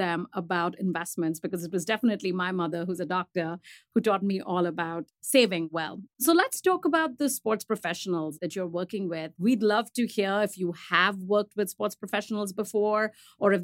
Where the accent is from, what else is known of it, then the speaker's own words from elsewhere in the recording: India; now in United States; I am an immigrant in this country. I grew up in India